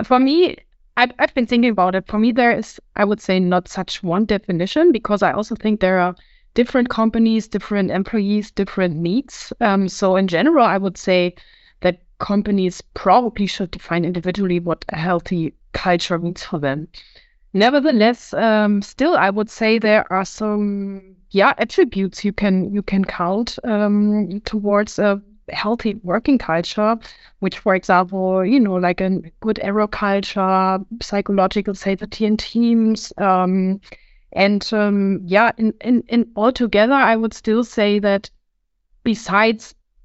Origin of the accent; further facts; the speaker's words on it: Hamburg, Germany; I was born and raised in Hamburg, and I'm happy to still be here